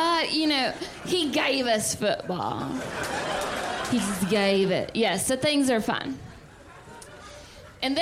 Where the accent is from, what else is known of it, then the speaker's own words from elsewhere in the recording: the South, United States; I'm from the South